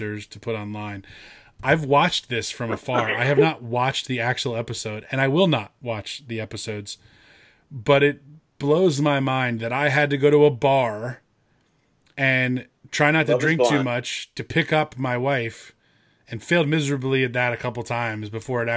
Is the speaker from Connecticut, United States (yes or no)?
no; Acworth, Georgia, United States; the town I grew up in Ackworth, Georgia